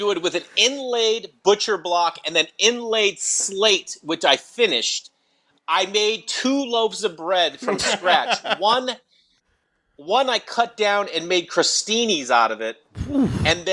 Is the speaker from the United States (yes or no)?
yes; Stoneham, Massachusetts, United States; now in Los Angeles, United States; I grew up in Massachusetts, just outside of Boston, Stoneham, Mass